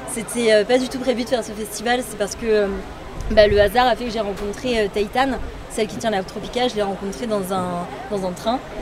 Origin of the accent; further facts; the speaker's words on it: Paris, Île-de-France, France; je suis née à Paris comme ma deuxième sœur